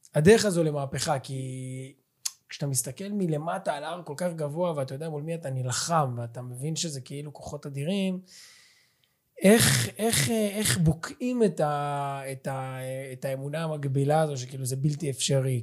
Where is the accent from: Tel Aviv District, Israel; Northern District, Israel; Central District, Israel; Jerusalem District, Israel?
Central District, Israel; Ra'anana; moved away; אני במקור מרעננה